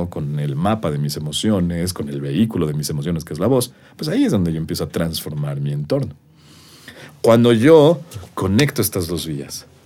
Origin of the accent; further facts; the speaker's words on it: Mexico; somos los mexicanos